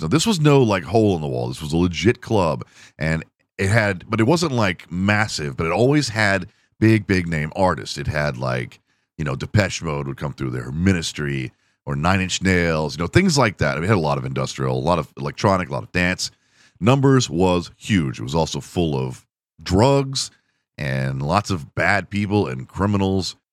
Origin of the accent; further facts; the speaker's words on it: Houston, Texas, United States; I am from Houston